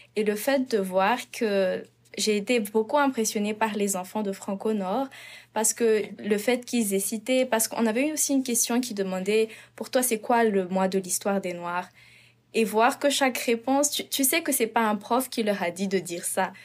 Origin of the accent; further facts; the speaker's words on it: Madagascar; moved away as an adult; now in Prince George, Canada; je viens de Madagascar. Euh, je suis arrivée au Canada, Prince georges il y a de cela deux ans.